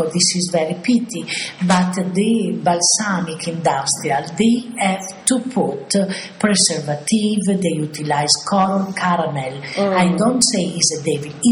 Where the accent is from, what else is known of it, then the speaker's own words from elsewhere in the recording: Bologna, Emilia-Romagna, Italy; English is a second language; moved away as an adult; now in Modena, Italy; I came from Bologna